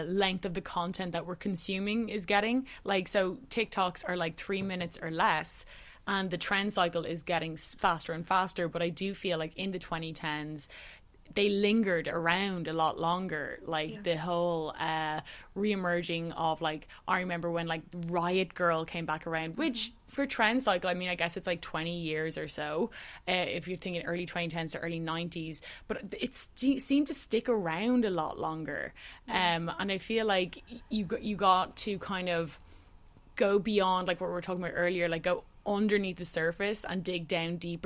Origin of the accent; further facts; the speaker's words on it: Dublin, Leinster, Ireland; I grew up in Dublin City, which is like a small city by cities